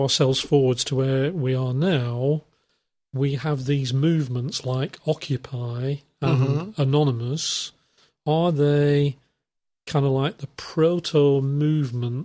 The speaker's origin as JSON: {"language": "English", "region": "England", "country": "United Kingdom", "tie": "born or raised there", "said": "it started in England, in fact, my hometown just about"}